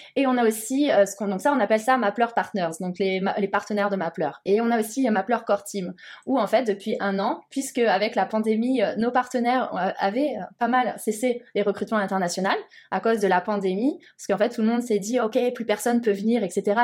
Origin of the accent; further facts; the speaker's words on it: Montpellier, Occitania, France; moved away as an adult; also born or lived in Alsace; now in Montreal, Canada; moi, je viens du sud de la France, donc en plus, moi, le froid, c'est vrai que j'en avais un petit peu peur, bien que je mhm. sois née en Alsace, mais euh, ouais, c'est vrai que j'ai vécu la majorité de ma vie à, Montpellier.